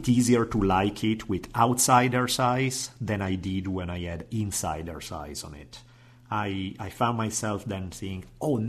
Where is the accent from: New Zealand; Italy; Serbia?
Italy; moved away; Growing up in Italy